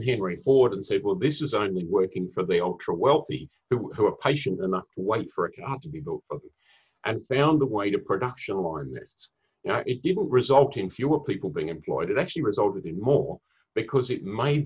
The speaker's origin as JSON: {"language": "English", "country": "Australia", "moved": "yes", "lives_now": "Singapore", "said": "I'm originally from Australia. I live up in Singapore."}